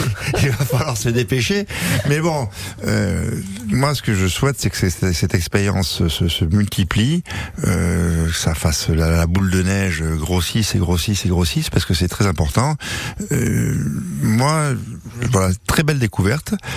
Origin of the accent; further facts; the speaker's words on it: France; moved away; je suis français. Euh, moi, on m'appelle le français